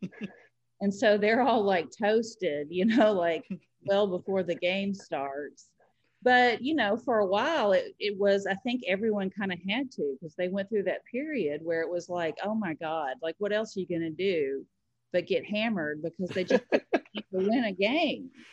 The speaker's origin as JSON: {"language": "English", "town": "Nashville", "region": "Tennessee", "country": "United States", "tie": "born or raised there", "moved": "as an adult", "lives_now": "Chicago, United States", "said": "I'm from, born and raised in Nashville"}